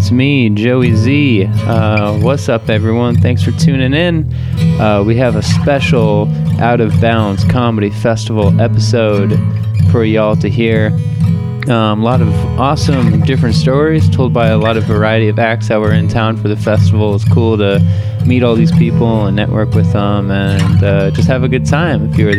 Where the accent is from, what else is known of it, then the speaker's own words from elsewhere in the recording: Lincoln, Nebraska, United States; moved away; back in my hometown of Lincoln, Nebraska.